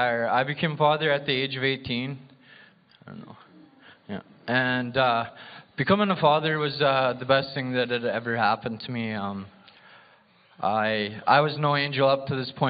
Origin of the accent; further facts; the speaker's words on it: Lloydminster, Saskatchewan, Canada; I was born in Saskatoon and raised in Lloydminster.